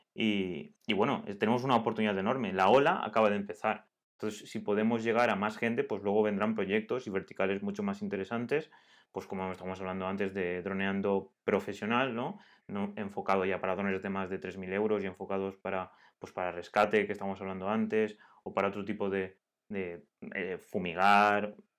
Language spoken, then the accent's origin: Spanish; Altea, Valencian Community, Spain; somos de Altea